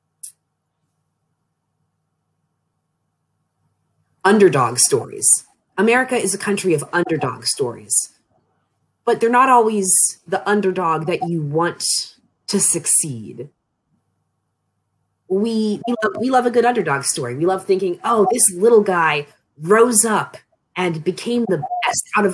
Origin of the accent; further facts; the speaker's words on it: Annapolis, Maryland, United States; moved away as an adult; now in Frostburg, United States; I'm from the Annapolis region of Maryland, but when I moved off to college, it was to Frostburg